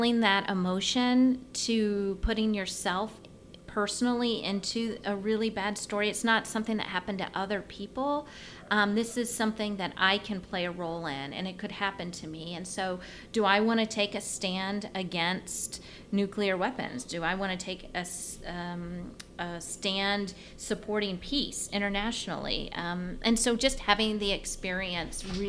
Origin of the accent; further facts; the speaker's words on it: United States; as an American